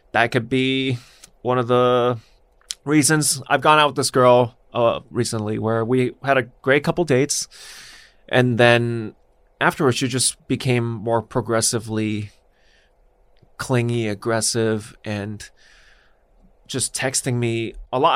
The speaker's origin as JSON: {"language": "English", "town": "Los Angeles", "region": "California", "country": "United States", "tie": "born or raised there", "said": "I grew up here"}